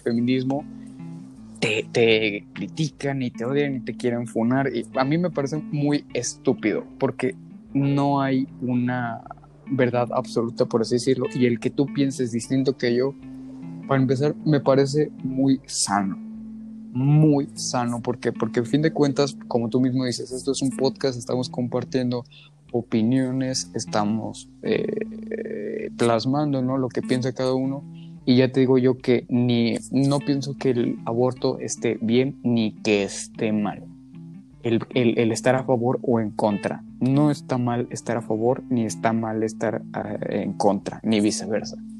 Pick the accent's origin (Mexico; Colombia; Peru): Mexico; en mi caso particular como mexicano